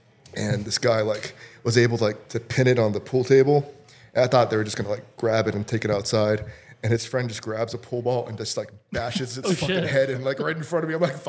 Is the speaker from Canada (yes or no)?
no; Honduras; also born or lived in Costa Rica; I was born in Costa Rica, and then I lived in Honduras for a little bit. Like, I wasn't from Costa Rica.